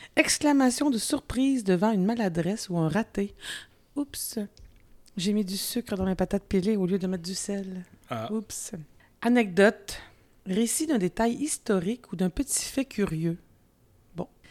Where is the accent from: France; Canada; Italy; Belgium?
Canada; Quebec; accent: Québécois; j'ai un accent quand même encore québécois